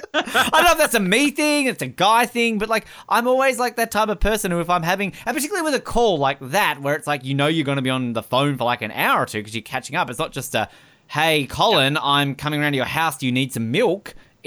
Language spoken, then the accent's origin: English; Australia; I'm Australian.